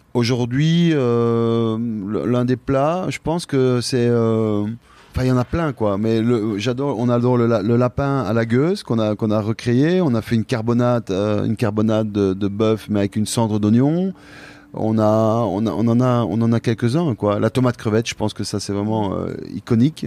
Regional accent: Belgium; moi je suis belge, je suis issu

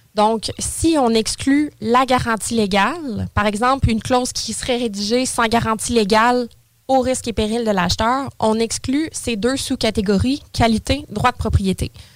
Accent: Saint-Apollinaire, Quebec, Canada; now in Lévis, Canada; J'ai toujours été sur la rive sud, originaire de Saint-Apollinaire

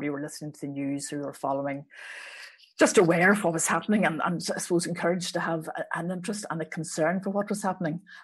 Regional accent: Belfast, Northern Ireland, United Kingdom; I, I grew up in West Belfast, nationalist West Belfast, Andersonstown

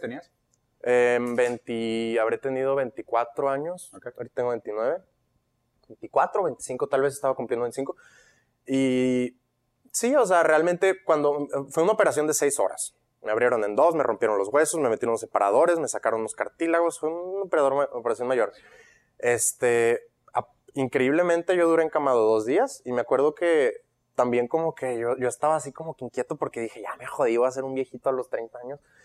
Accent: Monterrey, Nuevo León, Mexico; also born or lived in Guadalajara, Jalisco, Mexico; me mudo a Monterrey y con toda mi familia a los 10 años

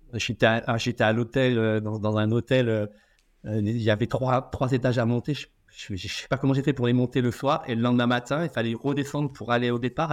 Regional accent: Auvergne-Rhône-Alpes, France; moved away as an adult; now in Réunion, France; je suis auvergnat à la base

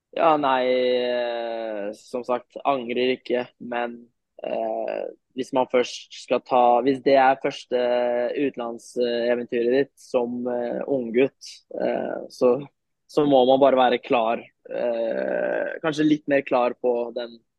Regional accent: Norway; also born or lived in Turkey; now in Sofia, Bulgaria; vi er en norsk trio her nede nå.

